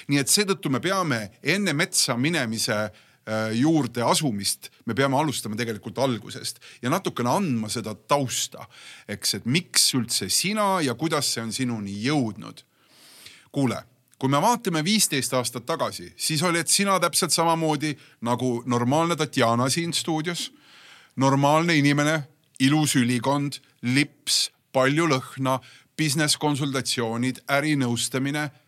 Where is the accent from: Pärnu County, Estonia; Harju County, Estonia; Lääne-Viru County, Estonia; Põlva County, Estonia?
Harju County, Estonia; Tallinn